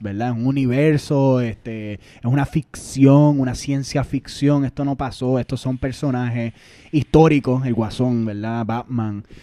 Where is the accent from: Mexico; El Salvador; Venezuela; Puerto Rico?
Puerto Rico; Nosotros como boricua